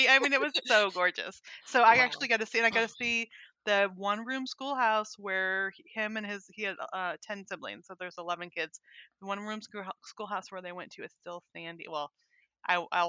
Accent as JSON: {"language": "English", "town": "Weed", "region": "California", "country": "United States", "tie": "born or raised there", "also_born_or_lived": "Montana", "moved": "as an adult", "lives_now": "Arkansas, United States"}